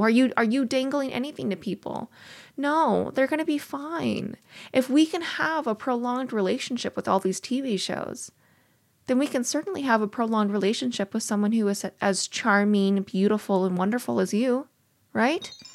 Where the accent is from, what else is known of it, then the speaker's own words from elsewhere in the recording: Missouri, United States; I'm from Missouri